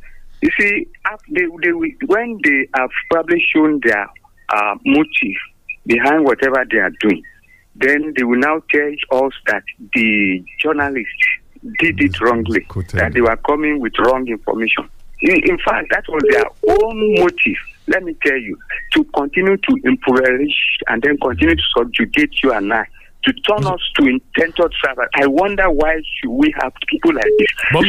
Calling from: Abeokuta, Ogun State, Nigeria; from Adokuta.

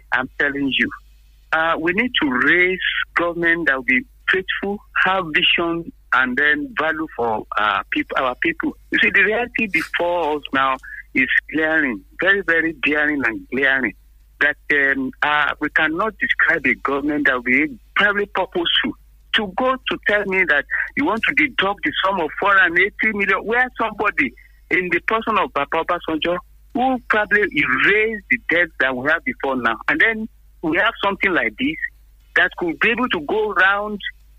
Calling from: Abeokuta, Ogun State, Nigeria; Hello, good morning. … from Abeokuta.

